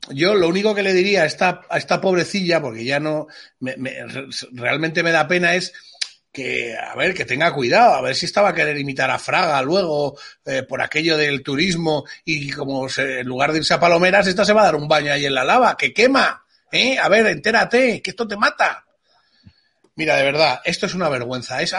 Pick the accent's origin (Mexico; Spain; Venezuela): Spain; Yo no quiero que se trate mejor que nadie a los españoles. Por supuesto, en mi país sí, lo siento y lo, tengo que decir así